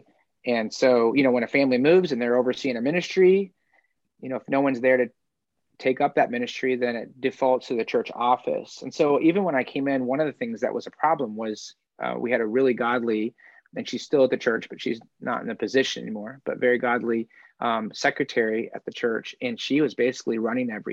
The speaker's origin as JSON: {"language": "English", "region": "Indiana", "country": "United States", "tie": "born or raised there", "also_born_or_lived": "Simpsonville, South Carolina / Wisconsin", "moved": "as an adult", "said": "I grew up in Indiana"}